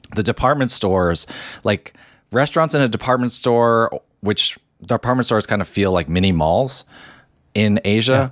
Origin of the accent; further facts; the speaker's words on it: New Jersey, United States; also born or lived in Hong Kong; growing up in New Jersey